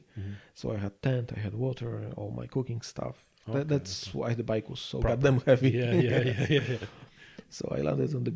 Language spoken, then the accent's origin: English; Poland; moved away; I'm from Poland.